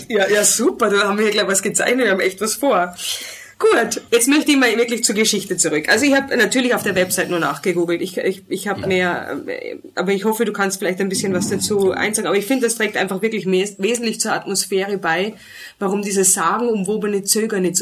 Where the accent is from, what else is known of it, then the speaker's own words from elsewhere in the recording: Germany; now in Austria; ich bin auch Deutsche